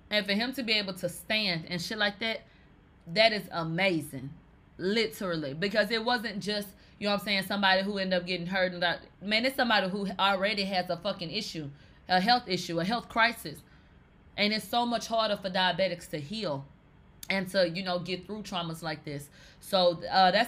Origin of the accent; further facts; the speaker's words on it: the South, United States; I'm from the South